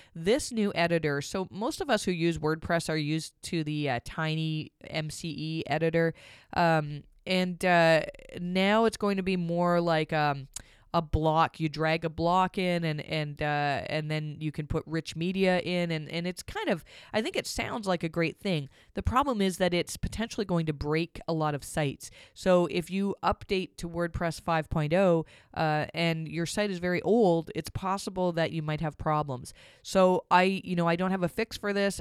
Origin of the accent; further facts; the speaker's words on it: Canada; I'm Canadian